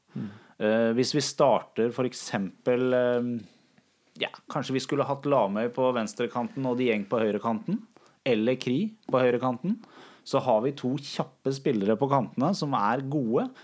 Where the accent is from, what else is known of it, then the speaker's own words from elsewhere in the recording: Larvik, Vestfold, Norway; jeg kommer fra Larvik